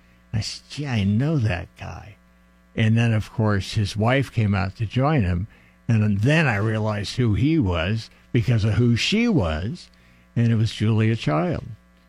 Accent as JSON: {"language": "English", "town": "Woodside", "region": "California", "country": "United States", "tie": "born or raised there", "said": "Gibby and I grew up in Woodside."}